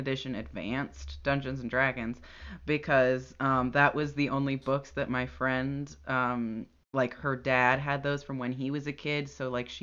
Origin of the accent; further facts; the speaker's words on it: United States; we're both very American.